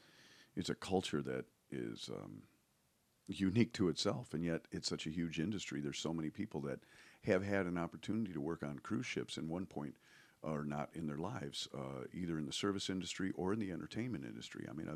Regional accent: Ireland; So we're Irish, so, you know, we're used to oppression.

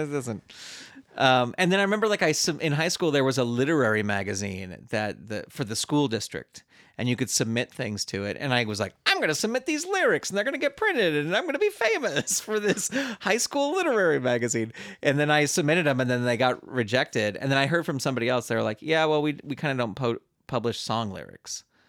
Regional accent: San Francisco Bay Area, California, United States; I grew up in the San Francisco Bay Area

